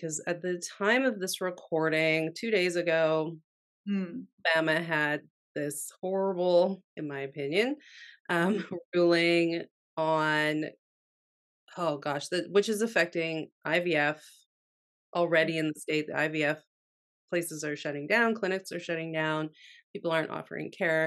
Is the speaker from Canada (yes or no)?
yes; Canada; now in United States; I'm Canadian who lives in America